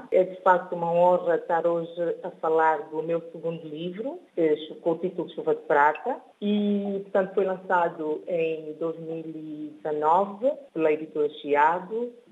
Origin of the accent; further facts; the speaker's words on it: São Tomé & Príncipe; moved away as an adult; also born or lived in Guinea-Bissau; now in Bissau, Guinea-Bissau; sou de São Tomé e Príncipe, sinto-me honrada por ser São Tomense.